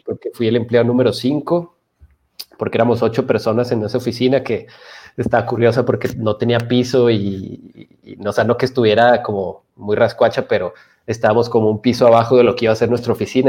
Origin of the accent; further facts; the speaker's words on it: Chihuahua, Mexico; soy de Chihuahua